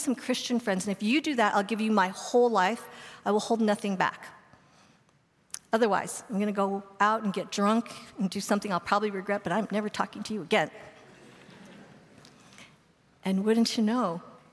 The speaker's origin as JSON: {"language": "English", "town": "Boulder", "region": "Colorado", "country": "United States", "tie": "born or raised there", "said": "I grew up in Boulder, Colorado"}